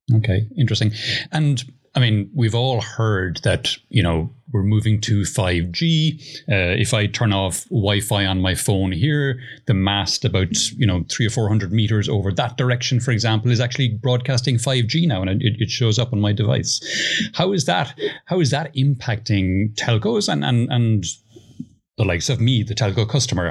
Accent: Ireland; now in Spain; You were in my home country, Ireland, as well. So uh, that, that, that's where I'm from originally, although I live in Spain now

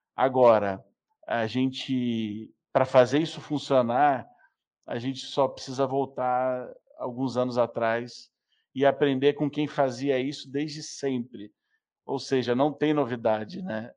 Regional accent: Rio de Janeiro, Brazil; now in São Paulo, Brazil; Eu sou um carioca que mora em São Paulo

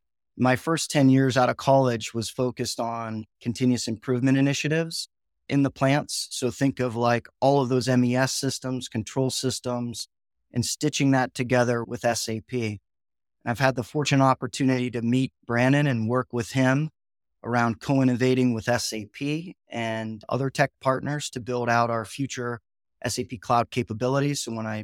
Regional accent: Ohio, United States; I grew up in Northeastern Ohio, where my parents both worked in the factory, right?

